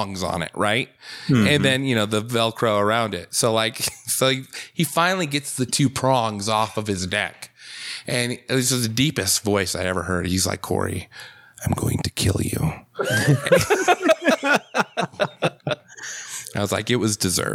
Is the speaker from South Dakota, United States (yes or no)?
yes; South Dakota, United States; moved away; I'm from South Dakota, originally.